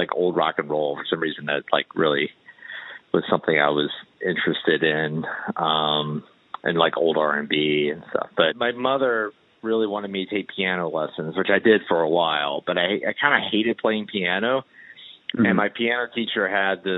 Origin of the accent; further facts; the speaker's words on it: Danville, Virginia, United States; where I grew up in Danville, Virginia